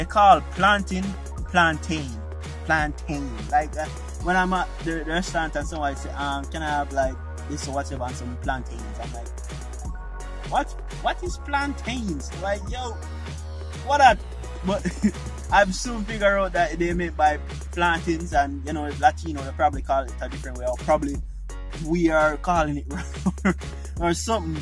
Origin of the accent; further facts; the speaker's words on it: Jamaica; moved away as an adult; now in Florida, United States; as a Jamaican